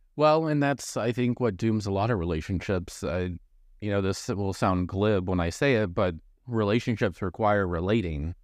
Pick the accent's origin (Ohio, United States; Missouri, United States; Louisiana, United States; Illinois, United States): Missouri, United States; moved away; I grew up in Missouri, more you know, closer to a metropolitan area.